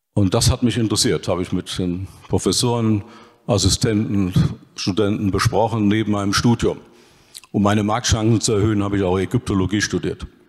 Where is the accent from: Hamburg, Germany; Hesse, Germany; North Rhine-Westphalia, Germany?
Hesse, Germany; Dillenburg; Und nachmittags auf dem Fußballplatz, entweder in Dillenburg oder im Nachbarort Vonhausen. Ich habe also meine Kindheit in der Kneipe und auf dem Fußballplatz verbracht